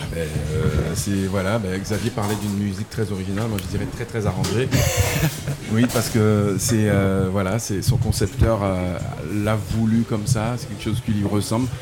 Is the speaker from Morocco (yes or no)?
no; Guadeloupe; moved away as an adult; also born or lived in Paris; je suis né en Guadeloupe, euh, j'ai, euh, étudié, j'ai grandi en Guadeloupe jusqu'à une vingtaine d'années